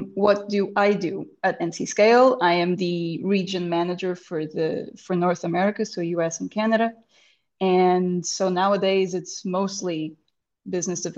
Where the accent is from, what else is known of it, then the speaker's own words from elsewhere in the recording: Lisbon, Portugal; first language Portuguese; English is a second language; This pod finds me in Lisbon, my hometown